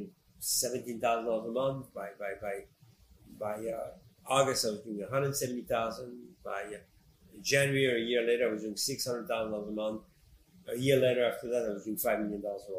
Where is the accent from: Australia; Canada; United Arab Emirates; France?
France; moved away; also born or lived in Morocco; I moved to France when I was 10 years old. And you know, I'm a French citizen, and I grew up in France and did all my studies in France